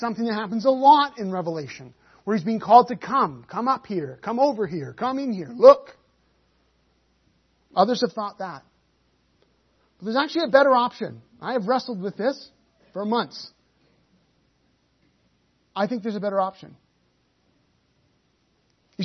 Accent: United Kingdom; I say that as a Brit

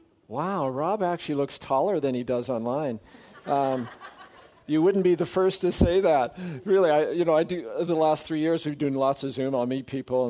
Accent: Surrey, British Columbia, Canada; moved away as an adult; also born or lived in Saskatoon / Strathmore / Grand Rapids, Michigan; I grew up in Surrey, British Columbia, or as I say, I survived Wally. That's home.

